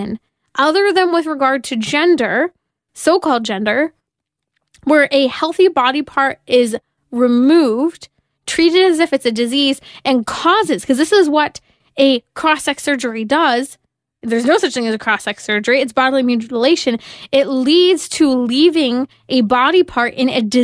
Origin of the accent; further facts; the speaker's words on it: California, United States; my home state of California